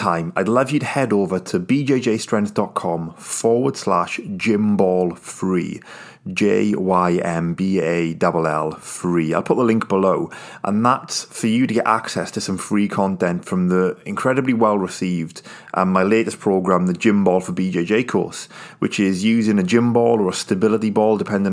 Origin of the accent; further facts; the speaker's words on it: United Kingdom; I'm British